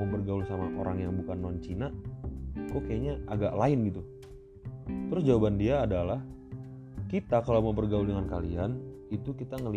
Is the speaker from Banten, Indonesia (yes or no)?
yes; Cilegon, Banten, Indonesia; jadi gue kecil itu gue lahir di Cilegon. Gue lahir di Cilegon sampai SMP gue punya banyak temen berbagai macam ras ya suku dan beda agama juga gitu.